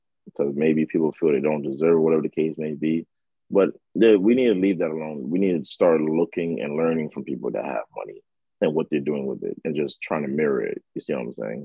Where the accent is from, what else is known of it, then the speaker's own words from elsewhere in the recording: New York City, New York, United States; also born or lived in Democratic Republic of the Congo; I grew up in a neighborhood called Lafayette City in Queens, New York